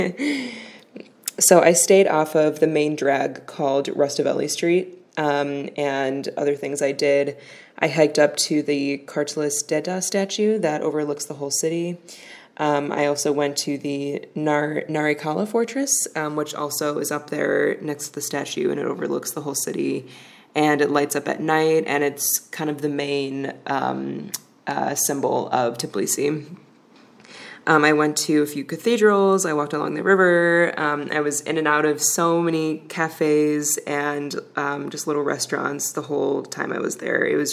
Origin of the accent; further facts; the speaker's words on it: Chicago, Illinois, United States; now in Yerevan, Armenia; I'm from Chicago